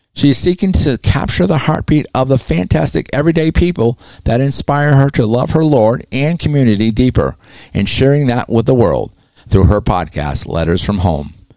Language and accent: English; New England, United States; I'm from New England